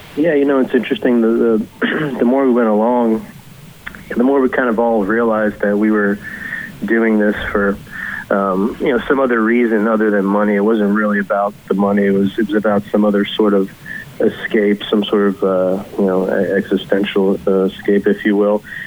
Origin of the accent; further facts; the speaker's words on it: Kentucky, United States; now in Brooklyn, United States; I grew up in Kentucky